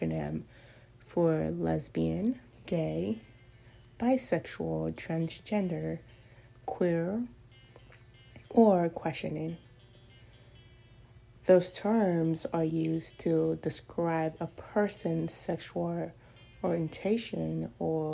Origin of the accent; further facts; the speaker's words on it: Cameroon; now in United States; I am from Cameroon. I was born there. I moved here in 2007, and I have been living in the United States ever since then.